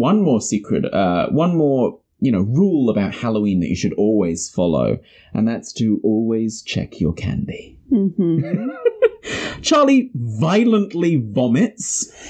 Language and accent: English; New Zealand; It's because we're from New Zealand.